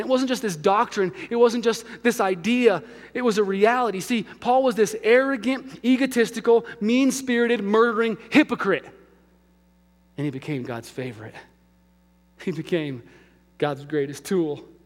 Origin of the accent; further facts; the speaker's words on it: Albuquerque, New Mexico, United States; moved away; my hometown of Albuquerque